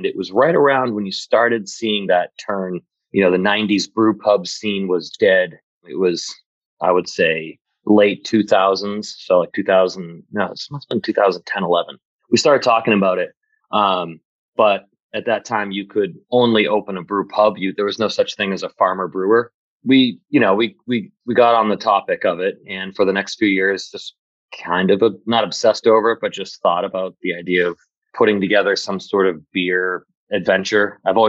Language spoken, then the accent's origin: English; Shrewsbury, Massachusetts, United States; also born or lived in Boston / Worcester; I grew up in Shrewsbury and went to Shrewsbury High, moved to Boston for a little while to do school, and then headed back to live in Worcester. And I've been here ever since.